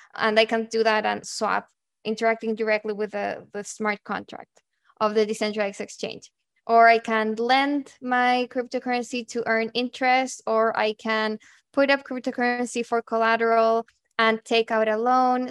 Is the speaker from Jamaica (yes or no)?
no; Santiago, Santiago Metropolitan Region, Chile; moved away as an adult; I'm originally from Santiago, Chile, and that's where I went to university.